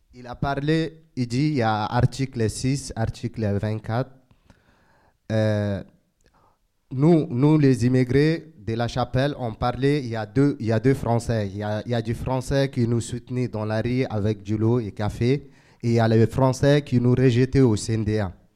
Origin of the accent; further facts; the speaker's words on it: Chad; now in Calais, France; je suis tchadien, je viens, je viens du Tchad